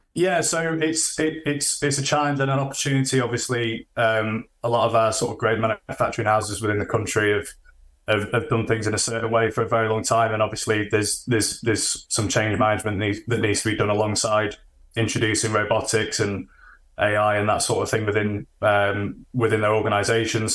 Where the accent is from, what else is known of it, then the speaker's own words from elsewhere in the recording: Sheffield, Yorkshire and the Humber, United Kingdom; I'm originally from Sheffield, living in Sheffield still